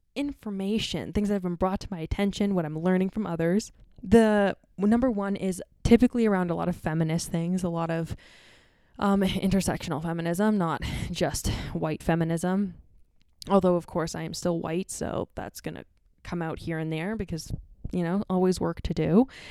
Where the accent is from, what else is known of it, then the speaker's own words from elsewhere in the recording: Ontario, Canada; me growing up in North America and Canada, the, and Ontario more specifically